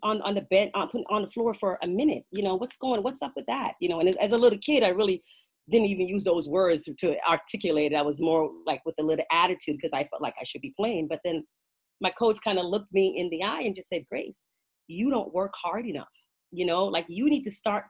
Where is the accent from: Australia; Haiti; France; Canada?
Canada; also born or lived in Jamaica; I was born in Jamaica and raised in Canada